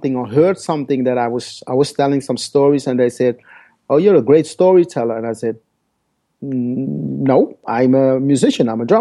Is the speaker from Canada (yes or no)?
no; Paramaribo, Paramaribo District, Suriname; first language Dutch; English is a second language; now in Netherlands; my story started in South America 51 years ago. I was born in Paramaribo, Suriname